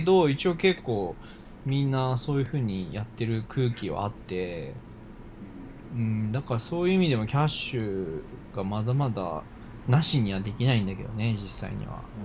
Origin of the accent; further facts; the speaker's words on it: Japan; moved away as an adult; now in United States; 俺は日本生まれ日本育ちだからかもしんないけど